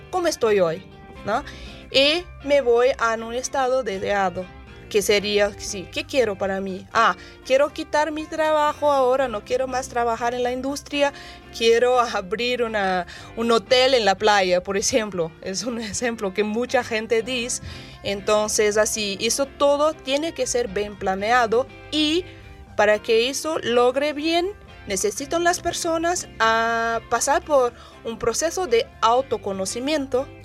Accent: Brazil; also born or lived in Japan; now in San Luis Potosí, Mexico

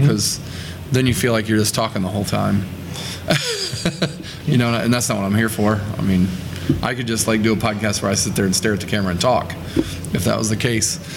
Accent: Indiana, United States; I'm from Indiana, and I play songs at shows in Indiana.

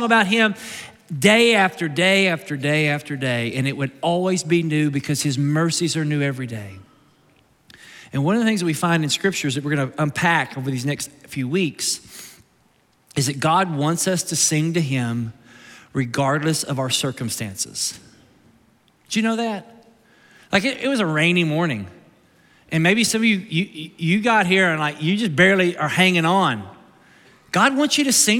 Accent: Kentucky, United States; I'm from Kentucky

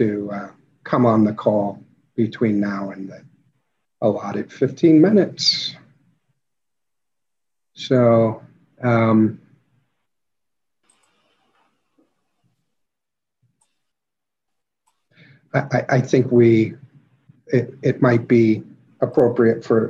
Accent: Richmond, Indiana, United States; My hometown of Richmond, Indiana was settled by Quakers

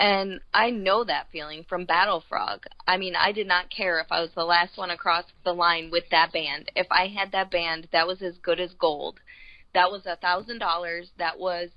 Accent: Florida, United States; I'm from Florida

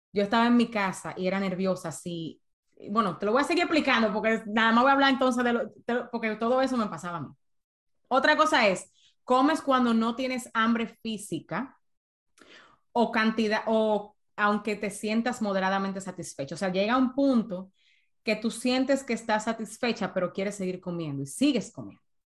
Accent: San Cristóbal, Dominican Republic; moved away as an adult; now in United States; yo estudiaba en una escuela privada muy buena en, en San Cristóbal, de donde yo soy en República Dominicana

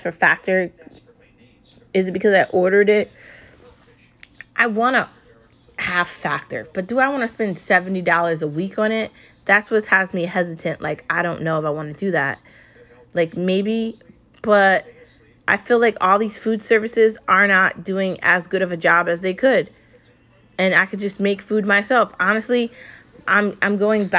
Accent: United States; I'm American

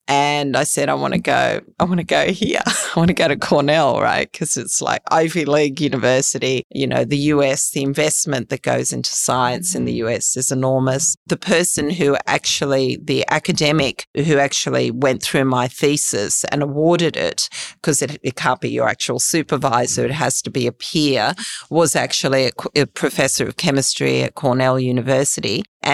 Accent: Australia; Yeah, I love Australia. I'm Australian.

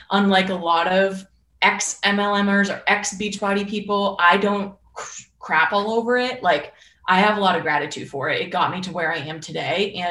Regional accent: Northeast, United States; and I'm from the Northeast where that's like my blood.

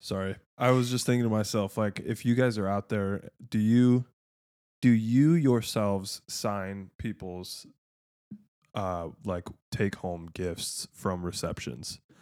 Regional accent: Michigan, United States; we're from Michigan

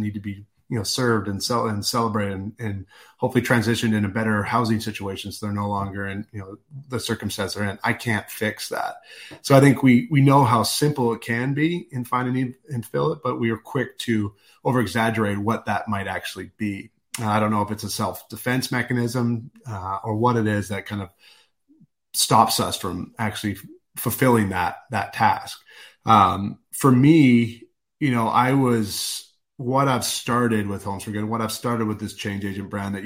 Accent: Vancouver, British Columbia, Canada; moved away; I'm a Canuck, so I grew up in Vancouver, Canada

